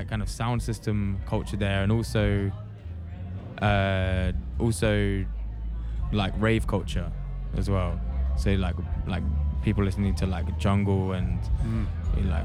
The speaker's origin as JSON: {"language": "English", "town": "Norwich", "region": "East of England", "country": "United Kingdom", "tie": "born or raised there", "moved": "as an adult", "lives_now": "London, United Kingdom", "said": "I was born in a place called Norwich, which is a smaller city, which is near London, but I've lived in London for like 10 years now"}